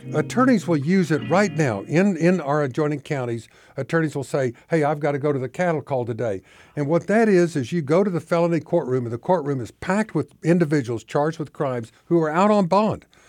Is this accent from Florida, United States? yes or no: no; Oklahoma, United States; moved away as an adult; now in Arkansas, United States; I grew up in Oklahoma. I moved here in nineteen ninety-four.